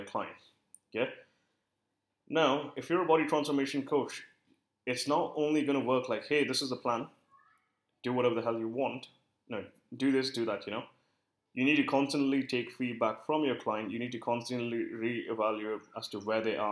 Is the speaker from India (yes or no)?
yes; India; I work with a lot of Indian clients because I am Indian